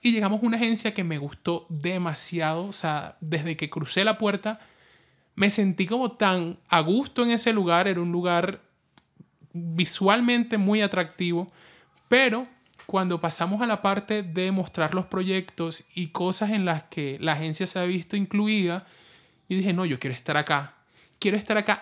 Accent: La Guajira, Colombia; also born or lived in Barranquilla; yo soy de La Guajira, viví en Barranquilla

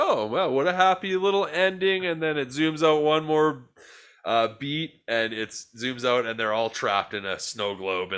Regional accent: Canada; As Canadian boys

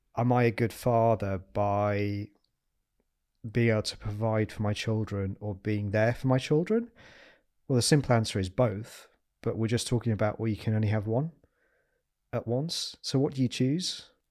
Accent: Yorkshire and the Humber, United Kingdom; I'm a Yorkshireman

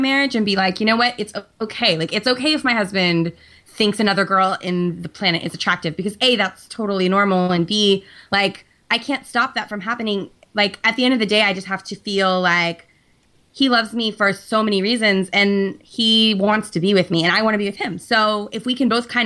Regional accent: San Francisco, California, United States; also born or lived in New York; I grew up in San Francisco.

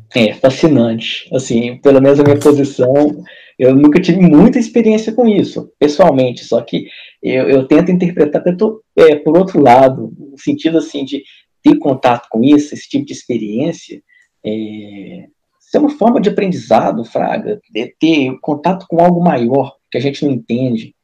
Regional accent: Minas Gerais, Brazil; Eu sou, eu sou de Minas aqui, Mineirinho, Varginha ali

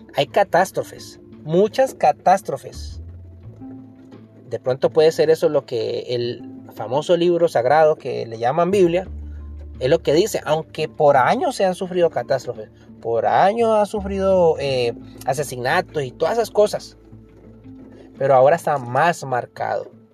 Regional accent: Colombia; En mi país, Colombia

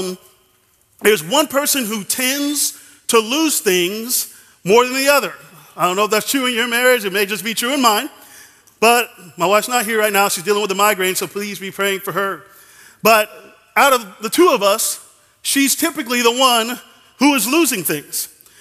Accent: Dallas, Texas, United States; I'm from Dallas, so I am a Dallas Cowboys fan

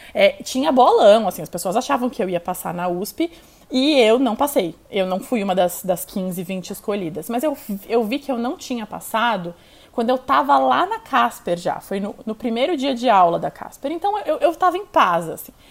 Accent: São Paulo, Brazil; also born or lived in Itu; A gente foi para Itu, eu nasci aqui em São Paulo, quando eu tinha 12 anos, a gente foi morar em Itu

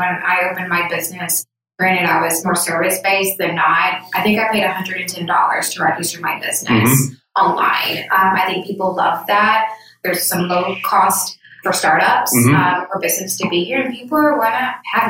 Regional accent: Aiken, South Carolina, United States; moved away as an adult; now in Charleston, United States; I'm from the Aiken, Augusta area

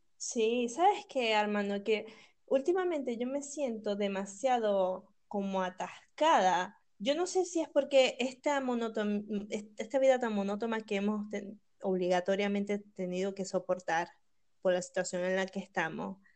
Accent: Venezuela; moved away as an adult; also born or lived in Buenos Aires; nosotros como venezolanos, que nos ha tocado eh, salir de nuestro país

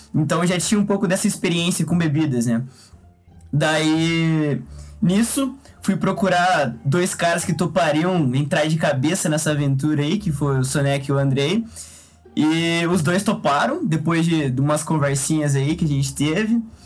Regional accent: Quatá, São Paulo, Brazil; moved away; sou natural de Quatá, interior de São Paulo

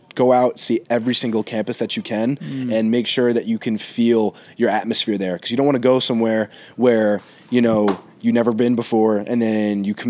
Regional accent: New City, New York, United States; also born or lived in Greenwich, Connecticut; I'm from New City, New York. I go to school in Greenwich, Connecticut, Brunswick School

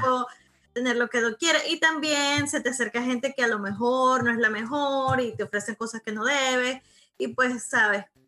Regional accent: Venezuela; moved away as an adult; mi infancia, mi vida en Venezuela, porque después del Club de los Tigritos duré fue un año y me vine para acá. Mi infancia, mi adolescencia, mis primeros amores, mi, bachillerato, todo lo pasé

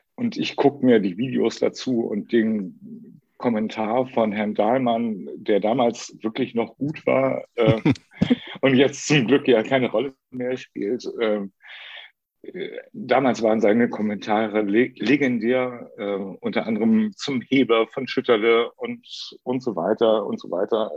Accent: Lübeck, Schleswig-Holstein, Germany; moved away as an adult; also born or lived in Karlsruhe; now in Hamburg, Germany; Ich bin in Lübeck geboren, bin zum Studieren nach Karlsruhe gegangen und bin da 27 Jahre hängen geblieben

